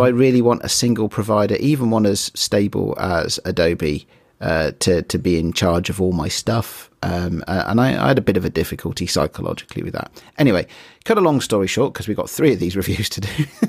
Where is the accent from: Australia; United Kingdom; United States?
United Kingdom; I'm British